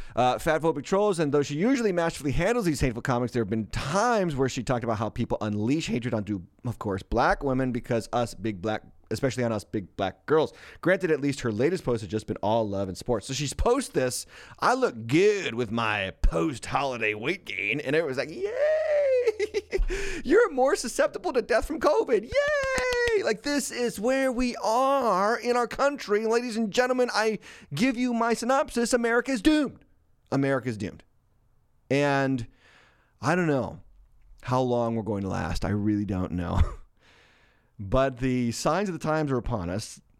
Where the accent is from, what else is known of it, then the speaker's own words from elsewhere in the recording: Massachusetts, United States; moved away as an adult; I was born and raised in Massachusetts